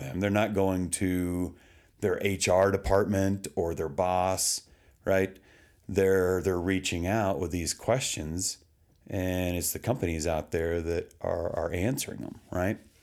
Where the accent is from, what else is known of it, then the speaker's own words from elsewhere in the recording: Texas, United States; now in Colorado, United States; I grew up in Texas